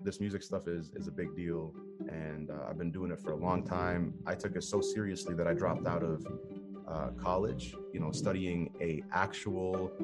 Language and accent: English; Jordan; moved away; also born or lived in California; my hometown